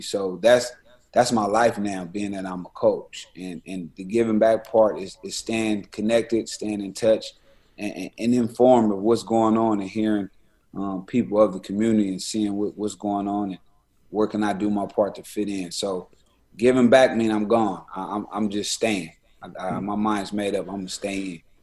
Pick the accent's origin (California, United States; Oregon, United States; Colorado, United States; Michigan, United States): California, United States; Los Angeles; also born or lived in Syracuse; I'm from West Coast